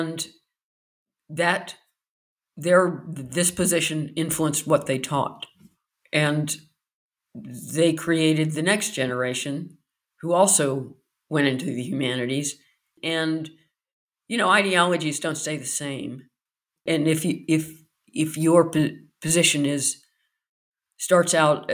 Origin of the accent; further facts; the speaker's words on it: United States; accent: American accent; moved away as an adult; also born or lived in Belfast; now in United Kingdom; being American